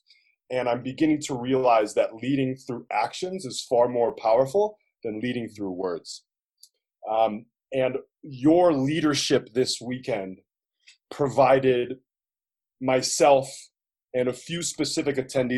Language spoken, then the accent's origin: English; New York City, New York, United States; I come from New York City